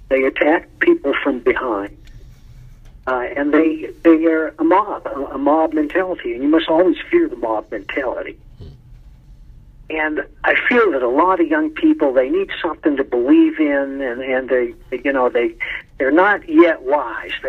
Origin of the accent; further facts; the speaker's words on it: Madison, Wisconsin, United States; born there; also born or lived in Boston; now in Colorado, United States; I was born in Madison, but I moved there right after graduating. I lived there for seven years.